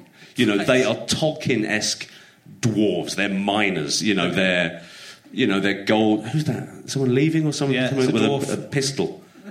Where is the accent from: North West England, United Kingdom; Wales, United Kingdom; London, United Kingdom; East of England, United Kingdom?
London, United Kingdom; growing up in London.